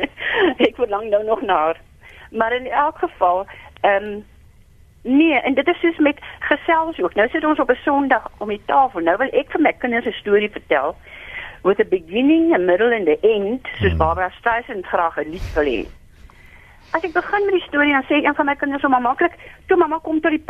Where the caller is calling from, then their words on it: Stellenbosch, Western Cape, South Africa; Goeienaand … Ek bel hier uit Stellenbosch uit.